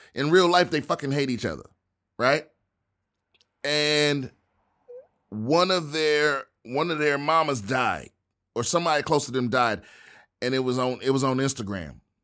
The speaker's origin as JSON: {"language": "English", "town": "Washington", "region": "District of Columbia", "country": "United States", "tie": "born or raised there", "said": "my hometown, Washington, D C"}